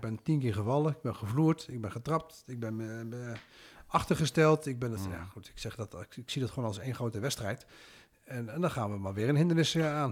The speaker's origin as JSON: {"language": "Dutch", "country": "Netherlands", "tie": "born or raised there", "said": "Ik ben geboren en getogen in Nederland"}